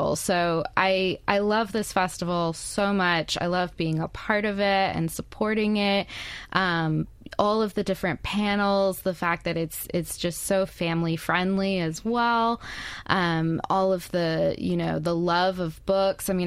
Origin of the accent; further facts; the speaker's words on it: Baton Rouge, Louisiana, United States; also born or lived in California / Iowa / upstate New York / Nevada; now in Hattiesburg, United States; I grew up in Baton Rouge